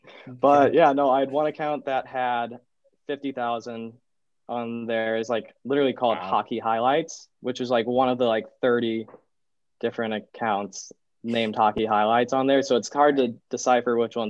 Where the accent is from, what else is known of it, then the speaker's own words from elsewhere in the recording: Southern Illinois, United States; moved away as an adult; also born or lived in St. Louis, Missouri / Miami University, Ohio; I'm from St. Louis, Missouri. I was born in St. Louis, but I lived like 30 minutes outside of St. Louis in Illinois, Southern Illinois